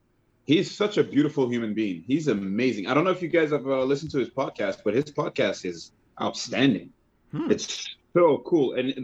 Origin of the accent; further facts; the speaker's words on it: Quebec, Canada; accent: Quebecois; It's closer to that, but it's there was also with Haitian roots. So it's like my accent is like all over the place, but I can lean into the French or lean into the Quebecois or even lean into the Haitian.